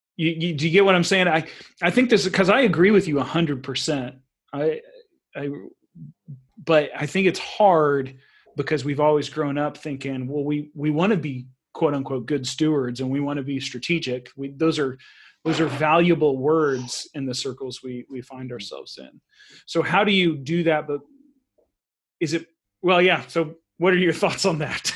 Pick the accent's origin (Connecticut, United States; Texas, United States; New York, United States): Texas, United States; moved away as an adult; also born or lived in Central Asia; now in Sweden; my American Texan